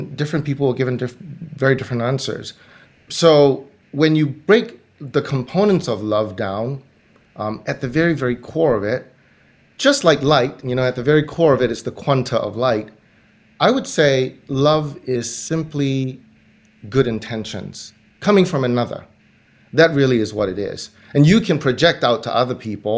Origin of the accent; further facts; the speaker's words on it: Singapore; I grew up in Singapore